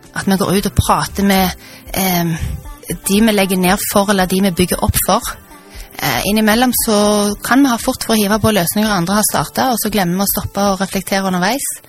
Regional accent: Stavanger, Rogaland, Norway; det er jo hjemstedet mitt. Jeg har bodd her siden jeg var seks år

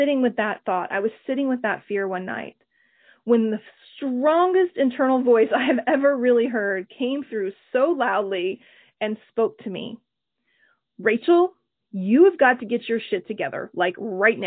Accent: Oklahoma, United States; growing up in Oklahoma

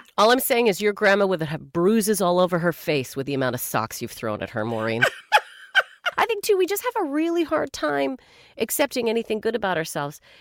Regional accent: Canada; As a Canadian

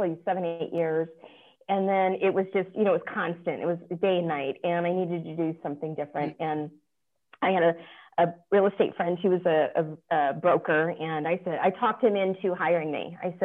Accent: Las Vegas, Nevada, United States; I'm from Las Vegas. I'm actually a native

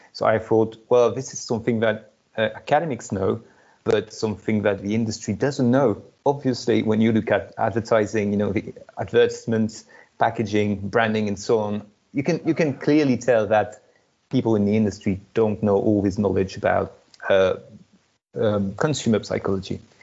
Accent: France; moved away as an adult; studied in France uh, my home country

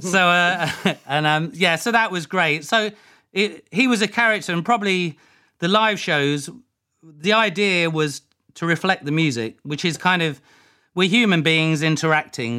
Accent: Leicester, East Midlands, United Kingdom; moved away; also born or lived in Ibstock / Woodhouse Eaves / Brixton, London; I'm from Leicester. I was born in Leicester.

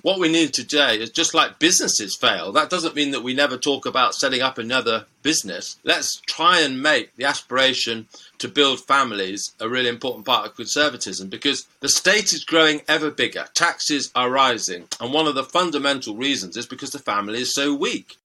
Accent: United Kingdom; I won the lottery in life by being born British

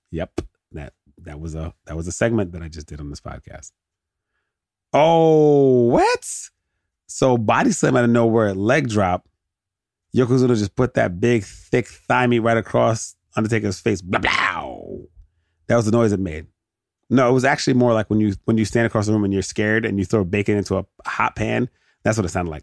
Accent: United States; as an American

